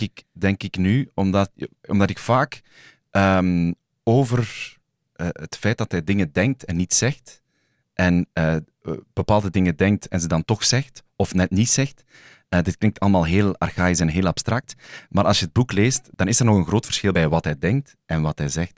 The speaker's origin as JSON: {"language": "Dutch", "town": "Sint-Niklaas", "region": "Flanders", "country": "Belgium", "tie": "born or raised there", "said": "in mijn geboortestad, Sint-Niklaas"}